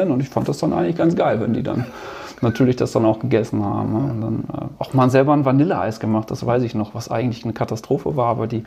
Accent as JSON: {"language": "German", "region": "North Rhine-Westphalia", "country": "Germany", "said": "Also ich bin ja Ostwestfale und da ist das eh so ein bisschen"}